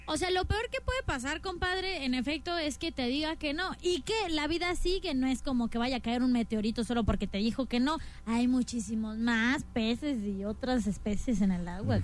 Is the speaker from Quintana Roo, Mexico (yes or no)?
yes; Cancún, Quintana Roo, Mexico; moved away; yo soy de Cancún